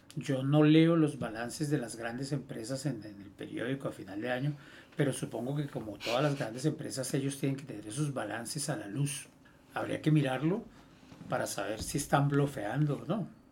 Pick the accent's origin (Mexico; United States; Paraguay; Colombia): Colombia; Nosotros como colombianos